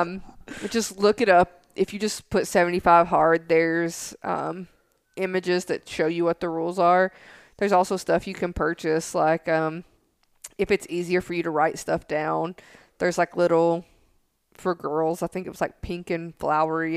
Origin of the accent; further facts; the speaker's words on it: Tennessee, United States; I'm from Tennessee